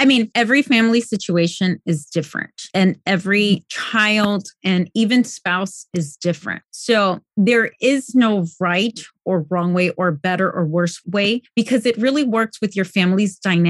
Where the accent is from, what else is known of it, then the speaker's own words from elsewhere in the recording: Colombia; born there; first language Spanish; English is a second language; because I'm most comfortable in English, even though I was born in Colombia, even though my native language is Spanish, even though I speak Spanish with my extended family, I am in a mostly English-speaking environment, right?